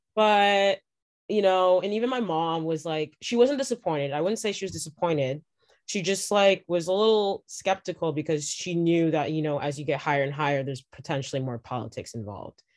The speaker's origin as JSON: {"language": "English", "town": "Toronto", "region": "Ontario", "country": "Canada", "said": "I'm from Toronto"}